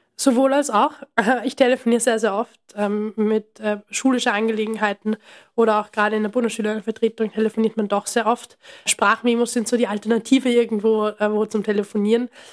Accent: Austria; bei uns in Österreich

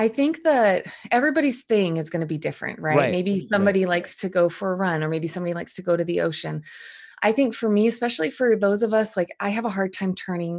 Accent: New Jersey, United States; now in Boise, United States; So I live in Boise, Idaho. So I actually grew up I was born in New Jersey. I'm the oldest of 10 kids.

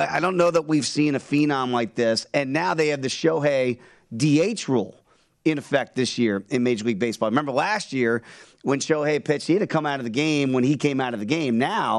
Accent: Chicago, Illinois, United States; and I come from Chicago

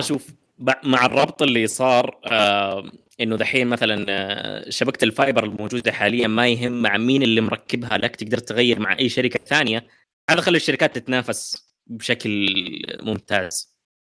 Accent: Saudi Arabia; عندنا في السعوديه

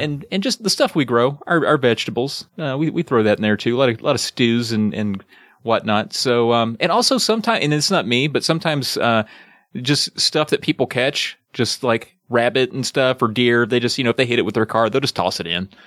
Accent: the South, Appalachia, United States; I guess I am a Southerner, but I think where I live regionally, we would consider ourselves more Appalachian

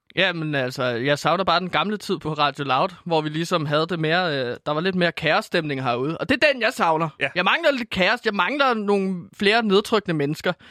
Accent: Herlev, Capital Region of Denmark, Denmark; Jeg kommer fra Herlev

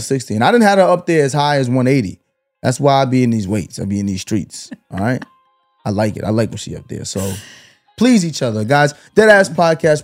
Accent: Brooklyn, New York, United States; Growing up in Brooklyn

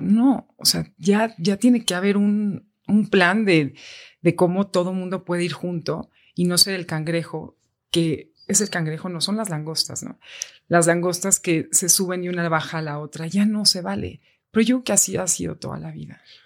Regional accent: Mexico; Soy mexicano

